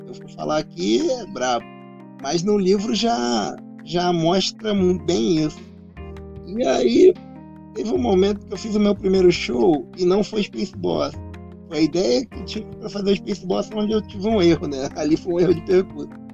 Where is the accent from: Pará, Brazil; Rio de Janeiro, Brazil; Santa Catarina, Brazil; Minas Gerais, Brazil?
Rio de Janeiro, Brazil; eu sou do Rio de Janeiro